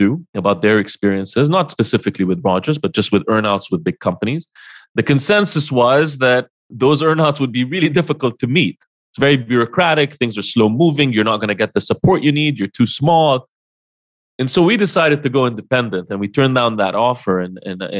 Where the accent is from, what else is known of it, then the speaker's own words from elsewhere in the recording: Jordan; moved away; Jordan, which is my hometown